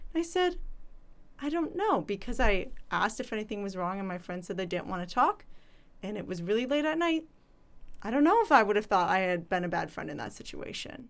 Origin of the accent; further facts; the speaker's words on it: Chicago, Illinois, United States; I'm from Chicago